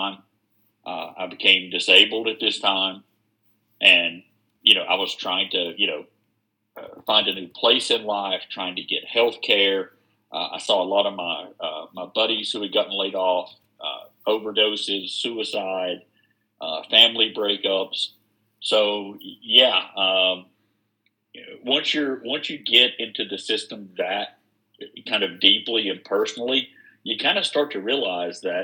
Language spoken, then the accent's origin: English; Wilkes County, North Carolina, United States; also born or lived in Charlotte, North Carolina; I grew up partially here in Wilkes County, and my mom lived in Charlotte, so I was in Charlotte during the Jim Crockett days